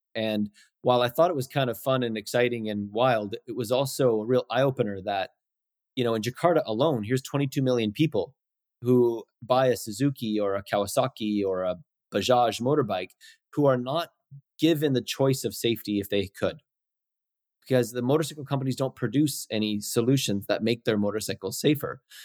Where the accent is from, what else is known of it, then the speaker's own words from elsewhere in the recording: North Vancouver, British Columbia, Canada; also born or lived in Winnipeg, Manitoba / Chilliwack; Chilliwack and then Vancouver, North Vancouver, basically, since I was three.